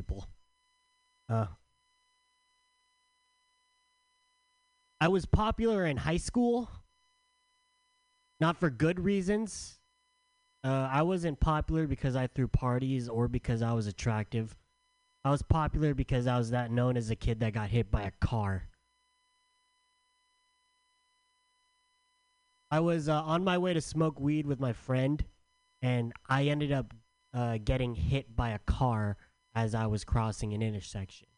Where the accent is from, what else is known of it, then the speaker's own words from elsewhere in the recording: San Diego, California, United States; also born or lived in San Francisco; I'm from San Diego